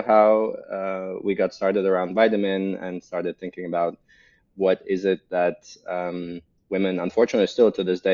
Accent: Latvia; also born or lived in Russia / United States / Germany; now in Berlin, Germany; So originally I'm from Eastern Europe, from Latvia, born and raised, Russian heritage

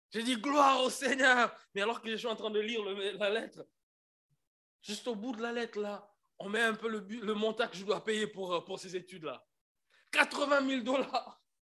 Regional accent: Kinshasa, DR Congo; moved away; je suis congolais de Kinshasa. On a un problème des E et des E.

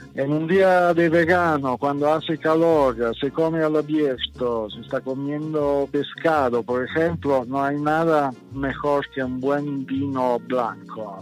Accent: Southern Italy, Italy; Spanish is a second language; moved away as an adult; now in Mexico City, Mexico; soy del sur de Italia

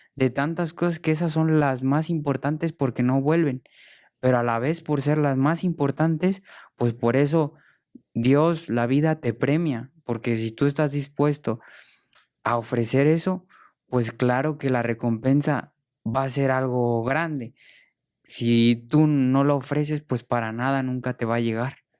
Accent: Morelia, Michoacán, Mexico; moved away; also born or lived in Spain; mi tierra, de mi familia

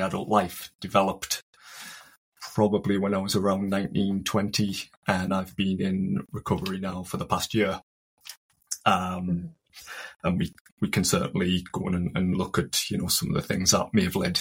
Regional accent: County Durham, North East England, United Kingdom; I'm from County Durham

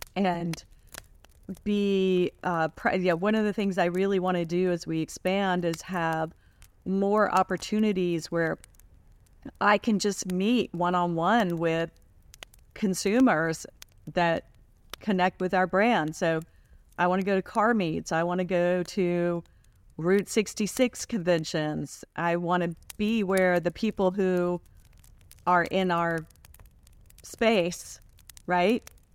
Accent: Washington, District of Columbia, United States; we grew up in Washington, D.C.

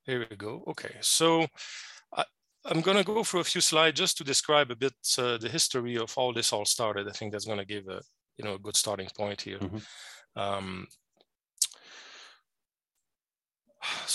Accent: Quebec, Canada; accent: French Canadian; moved away as an adult; now in Arizona, United States; I'm a French Canadian. I'm originally from Quebec, Canada, the French province of Quebec. That's where mm-hmm. my funny accent is coming from.

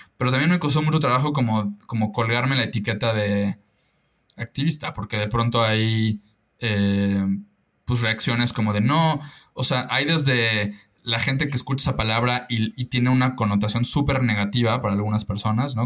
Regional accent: Mérida, Yucatán, Mexico; also born or lived in Lyon, France; creciendo en Mérida y en Yucatán

